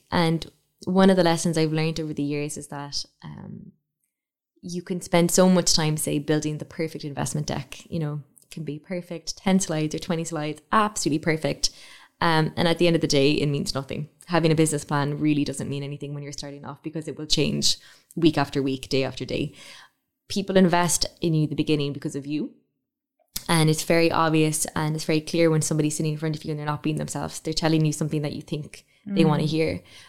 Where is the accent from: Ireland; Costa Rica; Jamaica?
Ireland; one of the most amazing things about being Irish is that we can talk about anything for so long